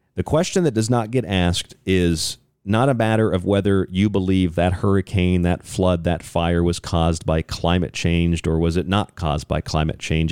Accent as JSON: {"language": "English", "town": "St. Petersburg", "region": "Florida", "country": "United States", "tie": "born or raised there", "said": "I grew up in Saint Petersburg, Florida, so right on the beach"}